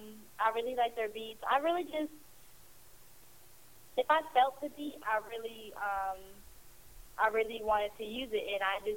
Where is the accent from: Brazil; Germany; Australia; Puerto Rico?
Puerto Rico; born there; But I was born in Puerto Rico though, but I'm not Puerto Rican. I am basically, you know, just African American.